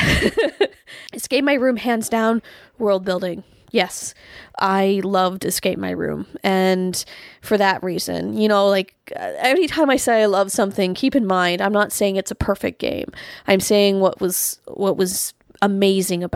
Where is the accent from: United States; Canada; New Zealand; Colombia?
Canada; being Canadian